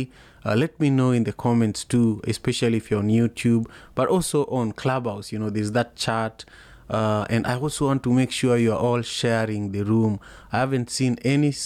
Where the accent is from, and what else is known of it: Kenya; born or raised there; moved away